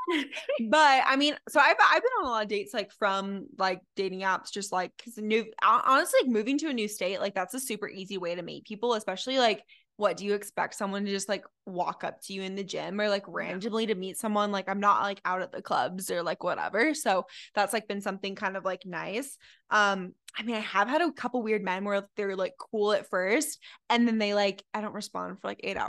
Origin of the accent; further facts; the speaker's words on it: Utah, United States; moved away as an adult; now in Arizona, United States; I grew up in Utah